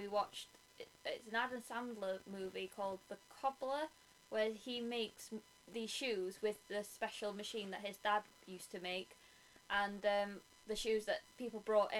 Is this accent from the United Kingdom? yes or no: yes; Welsh, Wales, United Kingdom; I'm Welsh.